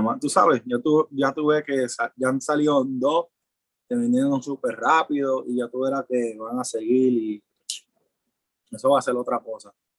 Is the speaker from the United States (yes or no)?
yes; New York, United States; also born or lived in Puerto Rico; yo soy, yo nací en Puerto Rico y soy de Nueva York. Me mm. crié en Nueva York.